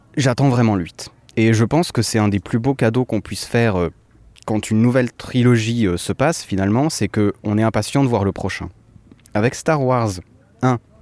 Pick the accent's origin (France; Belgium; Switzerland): Switzerland; je suis suisse